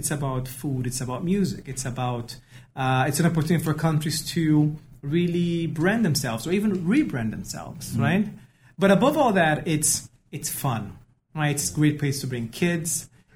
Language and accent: English; Brazil; moved away as an adult; also born or lived in United States; now in Dubai, United Arab Emirates; I am originally from Brazil